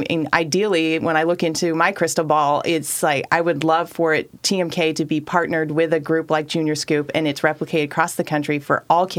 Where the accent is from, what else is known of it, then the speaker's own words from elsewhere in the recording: Klamath Falls, Oregon, United States; Born and raised in Oregon